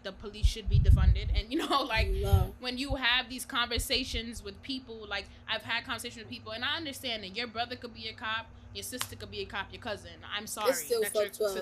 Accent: New York, United States; I'm from New York

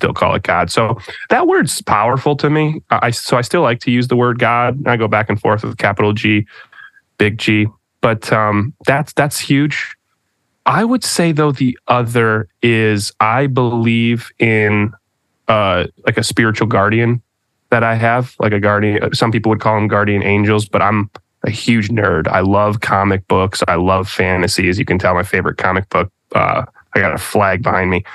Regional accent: Michigan, United States; moved away; that Midwestern passive aggression that you can grow up with. At least I'm from Michigan

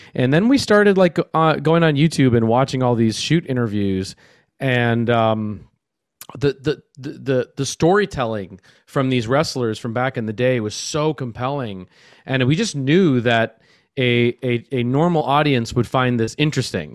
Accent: Minneapolis, Minnesota, United States; I'm I'm from Minneapolis, Minnesota.

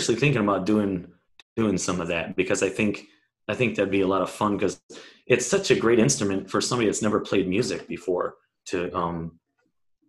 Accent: Chicago, Illinois, United States; moved away; I'm from Chicago originally.

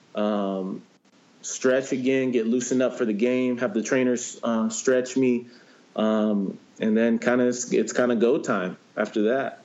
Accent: San Diego, California, United States; growing up in San Diego

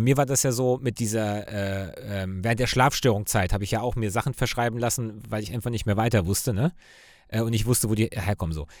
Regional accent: Cologne, North Rhine-Westphalia, Germany; Also ich als Kölner

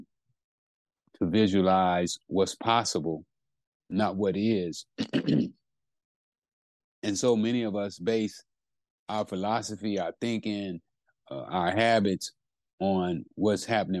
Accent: California, United States; also born or lived in Texas; I'm from California. You know, been living here most of my life. Was born in Texas, but you know, I'm a Californian

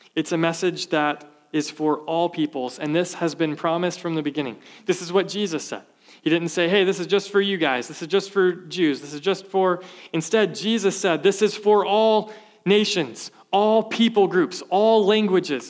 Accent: the South, United States; Growing up, I was from the South

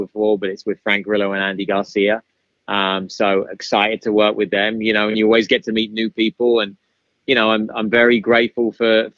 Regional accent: United Kingdom; accent: British; My British accent

